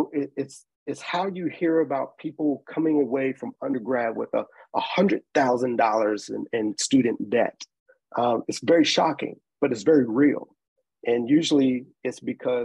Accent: Nashville, Tennessee, United States; I'm originally from Nashville, Tennessee. I grew up in the public school system.

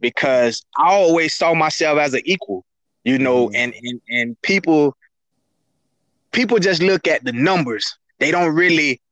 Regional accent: Kissimmee, Florida, United States; I grew up in McLaren Circle in Kissimmee

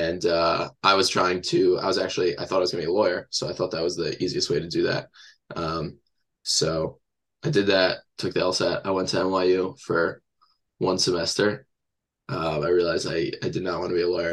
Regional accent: Teaneck, New Jersey, United States; I grew up in Teaneck.

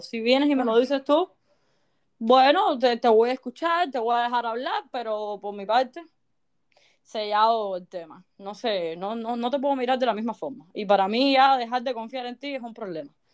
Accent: Cuba; moved away; como buen cubano

